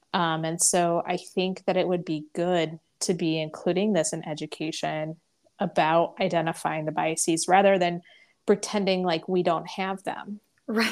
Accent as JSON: {"language": "English", "region": "the Bible Belt", "country": "United States", "tie": "born or raised there", "said": "I grew up in the Bible Belt in public schools"}